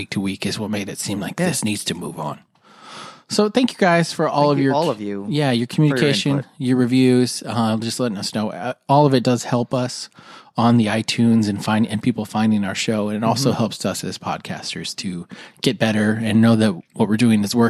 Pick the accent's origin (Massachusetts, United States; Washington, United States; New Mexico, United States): New Mexico, United States; Albuquerque; I'm not going to give your last name, but you know who you are. And I'm from Albuquerque, New Mexico.